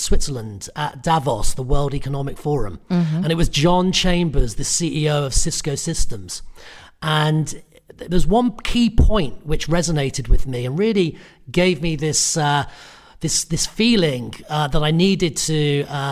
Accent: United Kingdom; I'm Irish Italian. I grew up in the UK, so I'm British

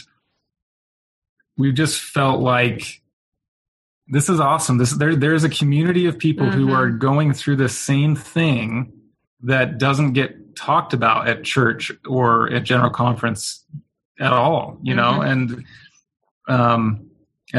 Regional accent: Riverton, Utah, United States; I was raised in Riverton, Utah

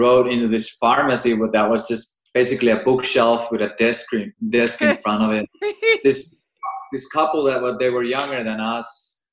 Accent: Finland; I'm from Finland

